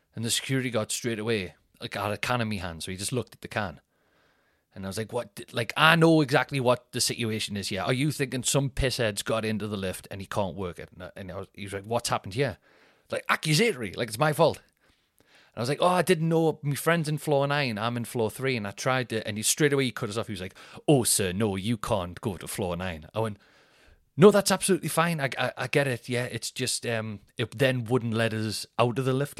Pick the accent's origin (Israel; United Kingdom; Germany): United Kingdom; Newcastle upon Tyne, North East England; being the Geordie, the northern guy